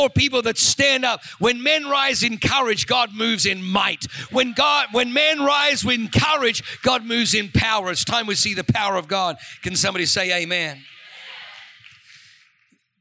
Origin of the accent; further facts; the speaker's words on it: Australia; moved away; I'm from Australia